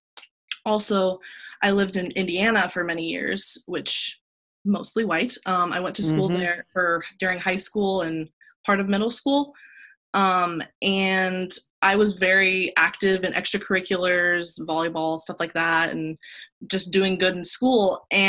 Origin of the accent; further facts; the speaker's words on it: Saudi Arabia; also born or lived in Texas, United States / United Arab Emirates; I was born in Texas and then was flown to Saudi Arabia and United Arab Emirates and places like that. So I lived most of my life there.